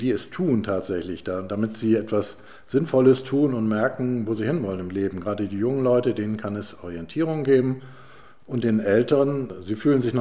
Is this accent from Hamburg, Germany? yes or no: yes; Hamburg, Germany; Als, als Hamburger habe ich mich immer als Bürger und damit als Teil des Ganzen verstanden.